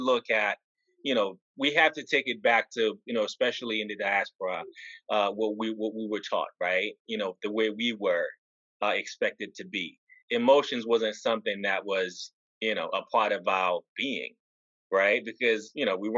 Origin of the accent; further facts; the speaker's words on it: Haiti; moved away; growing up in Haiti